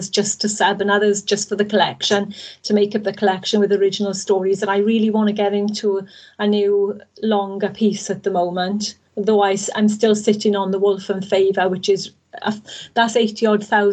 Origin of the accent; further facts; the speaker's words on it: Wales, United Kingdom; I'm Welsh at the end of the day. I've spent all my life living in Wales